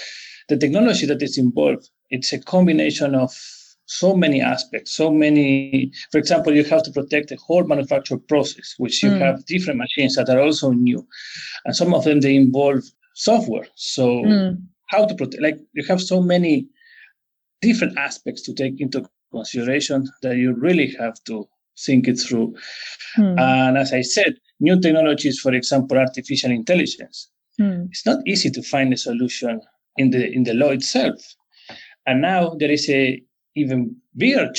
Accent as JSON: {"language": "English", "country": "Argentina", "tie": "born or raised there", "also_born_or_lived": "Rosario / Buenos Aires", "moved": "yes", "said": "I was born and raised in Argentina"}